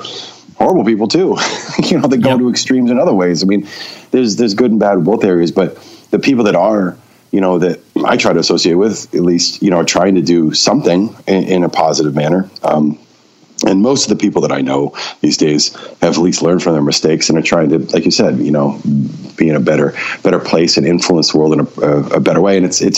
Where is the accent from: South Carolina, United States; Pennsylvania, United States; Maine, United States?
Maine, United States; Yeah, I was. I was born and raised in Maine.